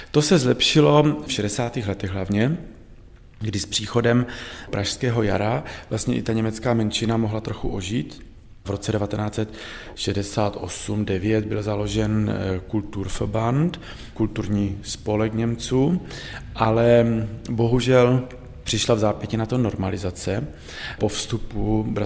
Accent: Olomouc Region, Czechia; Jiné dialekty jsou na Chebsku, jiné jsou v Krkonoší, jiné jsou právě u nás v Jeseníkách. Takže ona, matka, mluví dialektem. Jo? Já už jsem mladší generace, já jsem 75. ročník

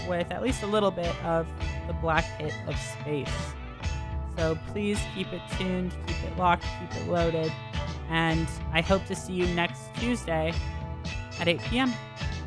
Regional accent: Oakland, California, United States; We were raised in Oakland

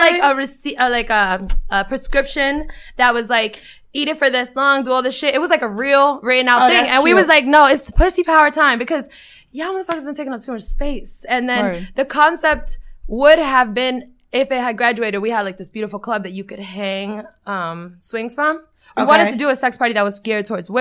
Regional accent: New York City, New York, United States; accent: New York; I'm from Dykeman

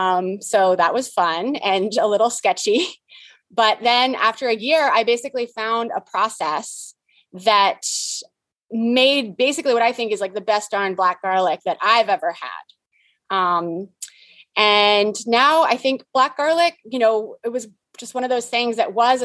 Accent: San Diego, California, United States; moved away as an adult; also born or lived in Abu Dhabi; now in Texas, United States; I am from San Diego.

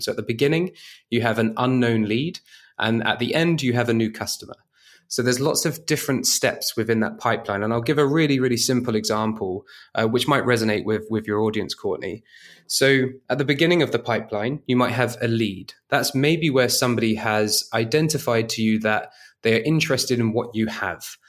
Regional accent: United Kingdom; moved away; as a Brit abroad

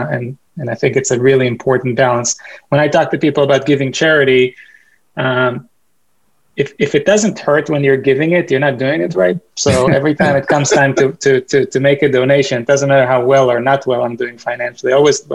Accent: Boston, Massachusetts, United States; I'm from Boston

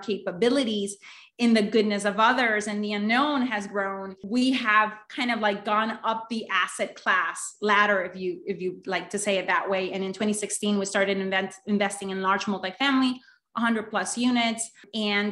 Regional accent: Honduras; moved away as an adult; now in United States; I'm actually originally from Honduras

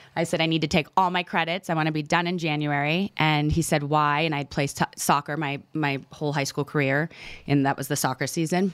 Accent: Menomonee Falls, Wisconsin, United States; a little town called Menominee Falls outside of Milwaukee, Wisconsin.

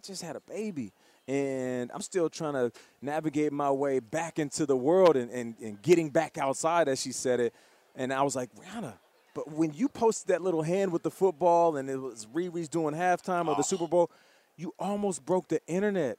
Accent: Canada; I'm Canadian

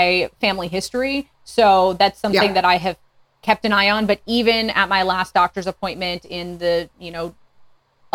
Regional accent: Northwest Indiana, United States; moved away as an adult; now in Fort Smith, United States; I grew up in Northwest Indiana, but my mom is from Minnesota and my dad's from Germany

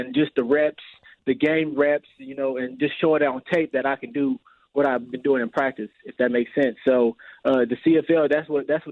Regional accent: Indianapolis, Indiana, United States; I'm from Indianapolis

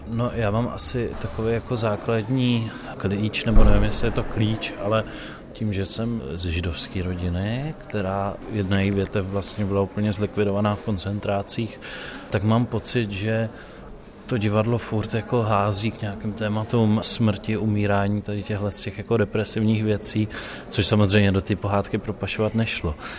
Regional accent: Liberec, Liberec Region, Czechia; já jsem z Liberce, což není maloměsto, ale jsou to sudety a je to z toho města cítit

